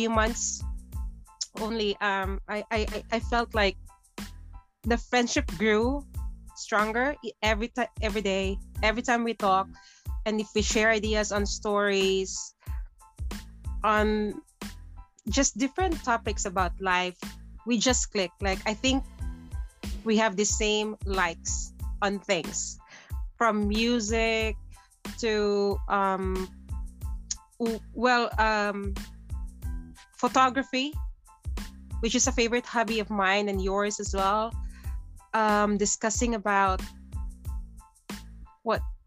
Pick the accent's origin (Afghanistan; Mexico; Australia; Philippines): Philippines; Bukidnon, Northern Mindanao; moved away as an adult; now in Wellington, New Zealand; even if I was born in the Philippines, I grew up in the Philippines, just living abroad